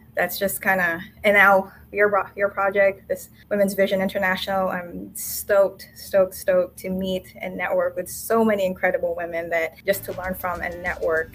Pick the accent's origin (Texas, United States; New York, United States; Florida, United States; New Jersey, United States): Florida, United States; also born or lived in Manila, Philippines; I was born and spent my early childhood in the Philippines and with my family, and then later childhood and early adulthood in Florida